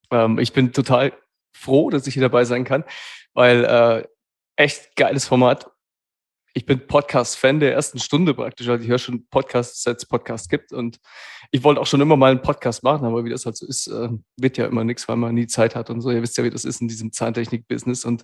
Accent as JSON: {"language": "German", "region": "Hesse", "country": "Germany", "said": "Also äh, hier anzukommen im Schwabenland als Hesse, als offener Hesse, äh"}